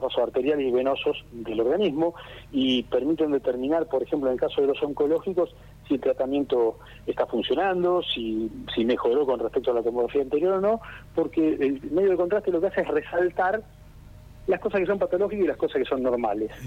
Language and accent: Spanish; Argentina